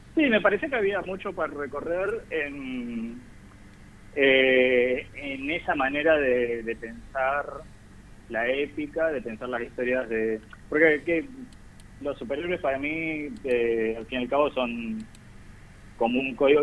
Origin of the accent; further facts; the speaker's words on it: Zárate, Buenos Aires Province, Argentina; now in Buenos Aires, Argentina; Yo soy de Zárate originalmente, provincia de Buenos Aires